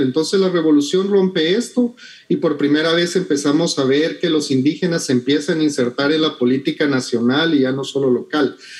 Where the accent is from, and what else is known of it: Guatemala